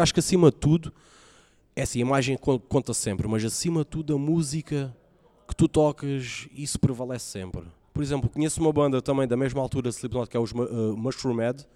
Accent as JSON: {"language": "Portuguese", "town": "Faro", "region": "Algarve", "country": "Portugal", "tie": "born or raised there", "also_born_or_lived": "Ameixial", "said": "nasci em Faro. Ah, vivi numa aldeia, vivi numa, no, numa aldeia que é o Ameixial antes"}